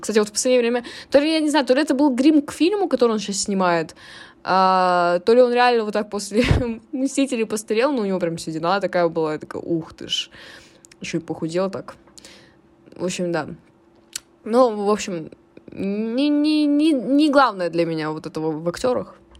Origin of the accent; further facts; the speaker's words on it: Chelyabinsk, Chelyabinsk Oblast, Russia; каждый раз, когда мы ехали э, в деревню, мы ездили из Челябинска на машине до Тулы